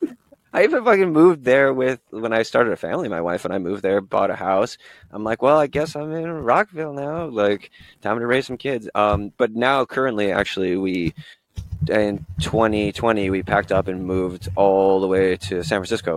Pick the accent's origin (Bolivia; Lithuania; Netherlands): Bolivia; also born or lived in Washington, D.C., United States / Honduras / El Salvador; So I was born in Washington, D.C., and then lived kind of in Latin America, Central and South America growing up. My father was in the Foreign Service, so bounced around Bolivia, Honduras, and El Salvador.